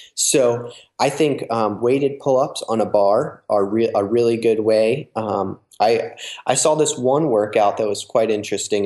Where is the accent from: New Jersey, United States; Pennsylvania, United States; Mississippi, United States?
New Jersey, United States; I grew up in New Jersey, which um, is on the East Coast